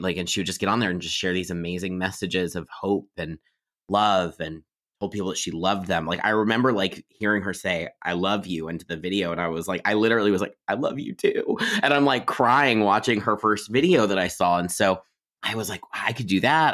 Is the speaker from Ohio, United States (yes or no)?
yes; Miamisburg, Ohio, United States; I grew up in Ohio in a town called Miamisburg